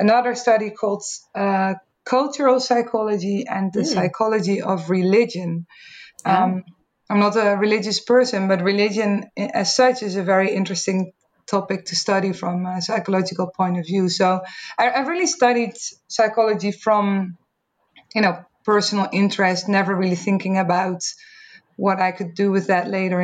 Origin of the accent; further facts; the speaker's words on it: Netherlands; accent: Dutch; English is a second language; I grew up in the Netherlands, as you can probably hear from my accent also